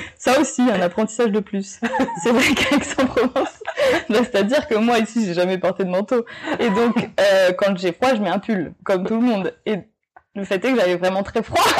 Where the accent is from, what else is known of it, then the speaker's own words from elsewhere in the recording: Nouméa, South Province, New Caledonia; also born or lived in Montpellier, France / North Province, New Caledonia; j'ai grandi à Nouméa